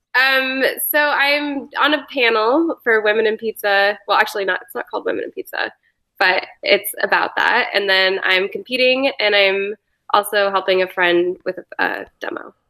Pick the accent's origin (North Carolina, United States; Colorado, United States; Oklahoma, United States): Colorado, United States; Boulder; moved away as an adult; also born or lived in San Francisco / New York; I grew up in Boulder